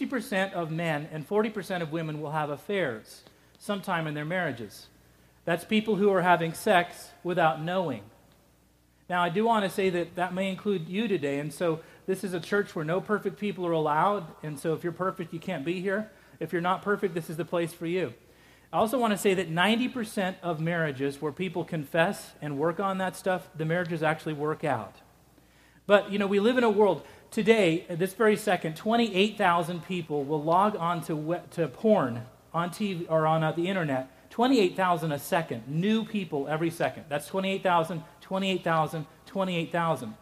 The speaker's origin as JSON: {"language": "English", "region": "Scotland", "country": "United Kingdom", "moved": "yes", "said": "I'm Scottish, and Scottish people barely even do it."}